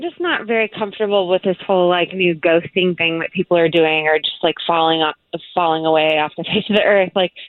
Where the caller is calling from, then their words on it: Casselberry, Florida, United States; Hey, I'm calling from Castleberry.